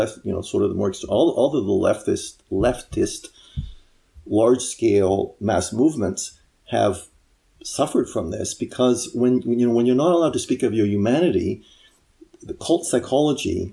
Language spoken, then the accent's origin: English; United States; being an American